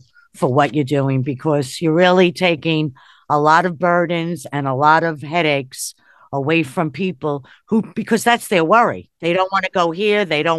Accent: New York, United States; because I am from New York

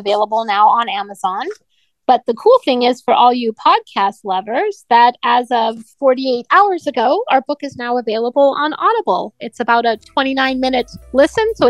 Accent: Canada; I grew up in Canada, so of course I love my native country as well.

